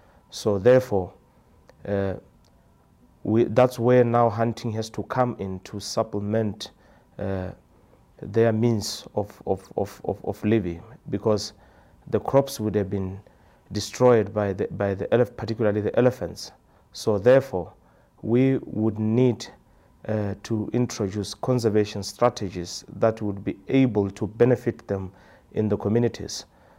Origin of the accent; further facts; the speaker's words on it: Maun, North-West District, Botswana; I'm from Botswana. A village called Maun. That's where I live.